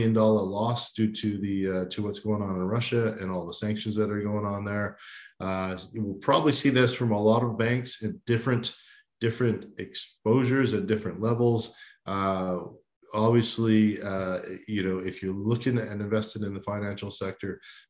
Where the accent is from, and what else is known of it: Canada